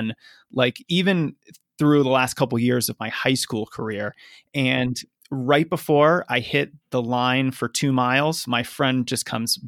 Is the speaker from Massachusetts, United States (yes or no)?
yes; Lexington, Massachusetts, United States; also born or lived in Arlington, Massachusetts; I actually grew up in Lexington and Arlington, yeah, which are just a couple towns away